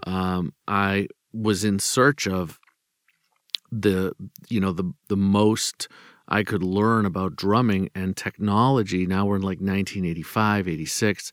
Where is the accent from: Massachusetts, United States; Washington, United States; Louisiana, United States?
Massachusetts, United States; Boston; I'm from Boston